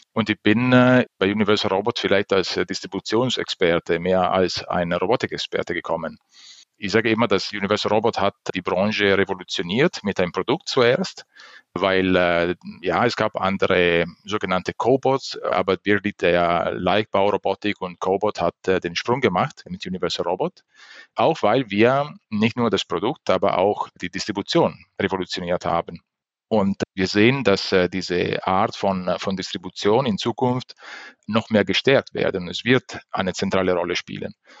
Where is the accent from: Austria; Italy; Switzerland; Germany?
Italy; German is a second language; moved away; Ich bin äh, Italiener